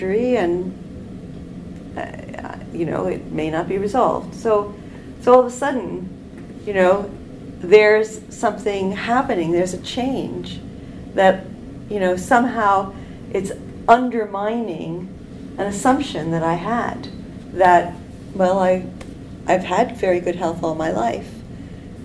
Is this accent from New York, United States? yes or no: yes; New York, United States; moved away as an adult; now in Canada; I grew up in New York